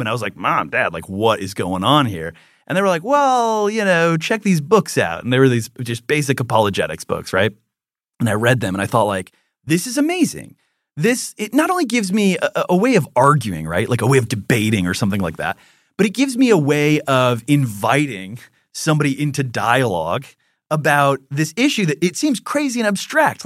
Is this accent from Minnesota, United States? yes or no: yes; Minnesota, United States; when I was in first grade, I was on the playground and I was playing with a Lutheran because I'm from Minnesota